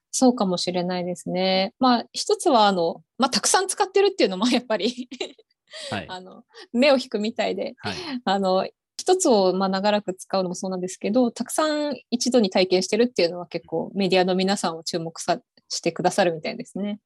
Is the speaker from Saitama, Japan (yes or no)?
no; Okinawa, Japan; moved away as an adult; also born or lived in Kansai / Osaka / Hiroshima; now in Tokyo, Japan; 高校卒業して1年間だけ関西の方に住んでたこともあって、まあ、全くあの沖縄から出たことがないわけではなかった